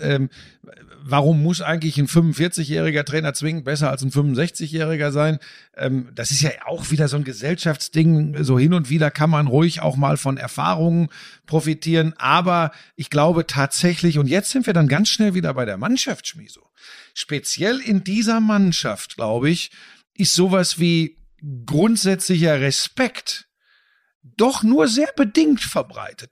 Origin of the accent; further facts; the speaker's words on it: Bottrop, North Rhine-Westphalia, Germany; also born or lived in Gladbeck; ich bin im Ruhrgebiet aufgewachsen. Das ist, ich komme aus Bottrop, ja, Gladbeck, Bottrop